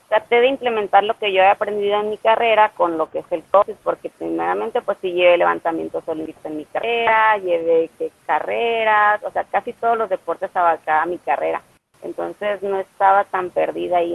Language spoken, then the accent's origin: Spanish; Ciudad Obregón, Sonora, Mexico; Soy de Ciudad Obregón, Sonora